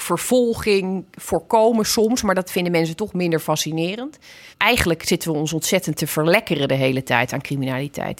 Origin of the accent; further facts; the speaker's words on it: Zeeland, Netherlands; Ik ben natuurlijk opgegroeid in Zeeland